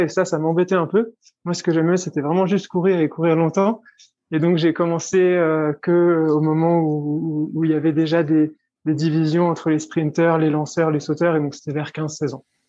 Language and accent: French; Switzerland; moved away as an adult; also born or lived in Geneva; now in Iten, Kenya; je suis suisse